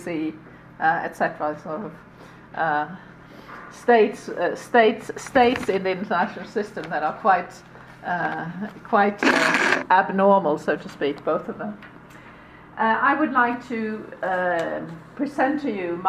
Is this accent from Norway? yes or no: yes; Norway; I come from Norway